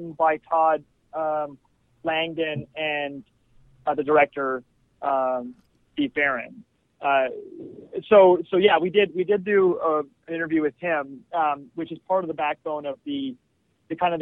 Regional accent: Canada; we're Canadian

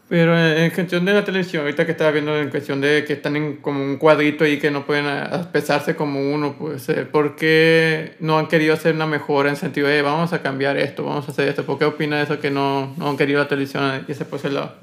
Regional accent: Sonora, Mexico; como sonorense

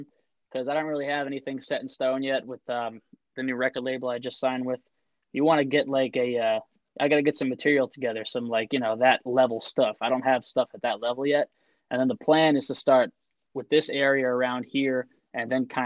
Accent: Colts Neck, New Jersey, United States; I'm from Colts Neck. I'm a local kid

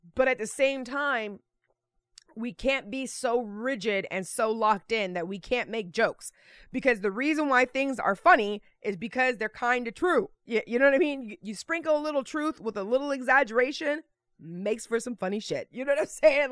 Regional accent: Texas, United States; moved away; also born or lived in Naples; I was born in Texas.

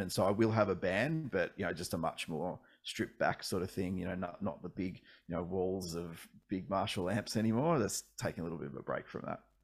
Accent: Ballarat, Victoria, Australia; also born or lived in Melbourne; I actually grew up about an hour and a half out of Melbourne, uh, in Ballarat for most of my childhood, and then we moved to Melbourne when I was a teenager

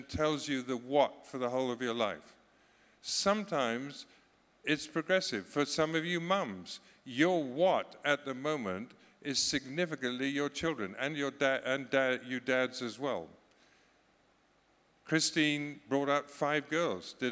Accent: Scotland, United Kingdom; You can call me British, you cannot call me English, because I'm Scottish.

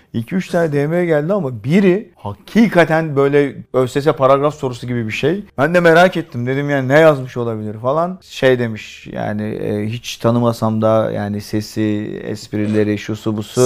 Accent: Istanbul, Turkey; Burada doğdum da bunun. Göztepe Kadıköy.

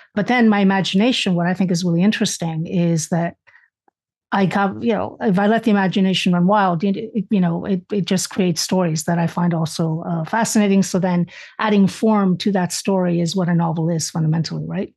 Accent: Canada; also born or lived in Spain; I was born in Spain. I immigrated to Canada.

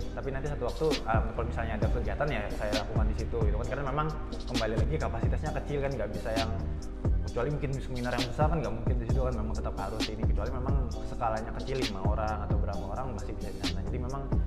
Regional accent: Banjarbaru, South Kalimantan, Indonesia; saya dari Banjarbaru

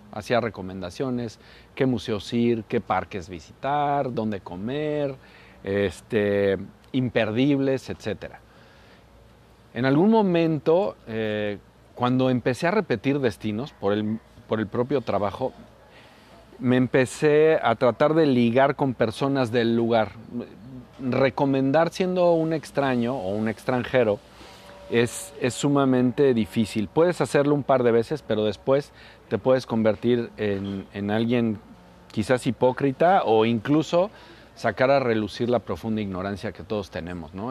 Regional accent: Morelos, Mexico; Yo soy morelense

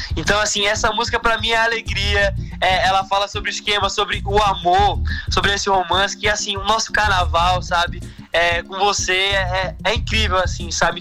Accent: Recife, Pernambuco, Brazil; no Recife, né, que é minha cidade de origem, né, onde nasci, fui criado

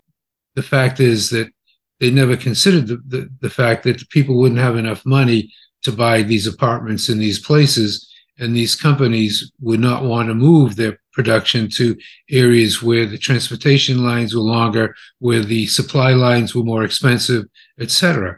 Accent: United States; So I'm happy it's happening because I'm an American and I believe they're our enemy.

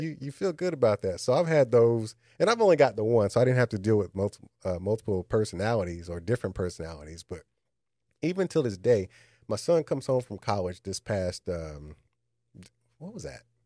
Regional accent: Austin, Texas, United States; moved away; I grew up in Austin

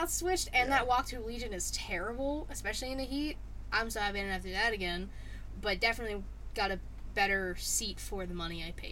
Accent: Pittsburgh, Pennsylvania, United States; Pennsylvania, Pittsburgh.

